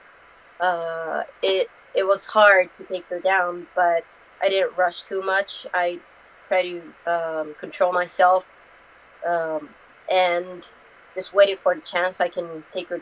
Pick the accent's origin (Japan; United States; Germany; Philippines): Japan; Tokyo; one championship staff was in Tokyo, my hometown